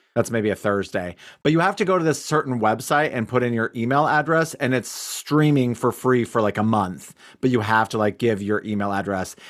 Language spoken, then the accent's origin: English; United States; I'm typical American in that way